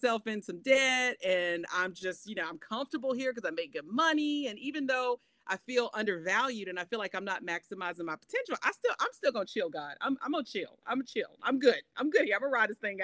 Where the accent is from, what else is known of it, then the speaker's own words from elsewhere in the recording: Shelby, North Carolina, United States; I was born and raised in Shelby, North Carolina